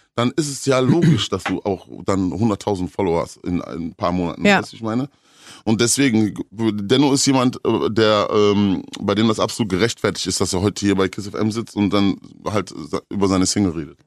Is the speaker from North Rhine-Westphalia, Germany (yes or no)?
yes; Ruhr area, North Rhine-Westphalia, Germany; bei uns im Ruhrgebiet